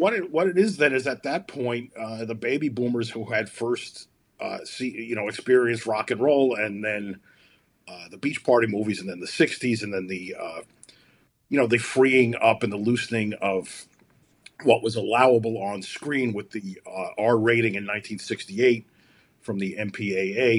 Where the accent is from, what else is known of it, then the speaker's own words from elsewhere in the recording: New York City, New York, United States; moved away as an adult; now in Chicago, United States; where I'm from Brooklyn. I've lived in Chicago since 2003, though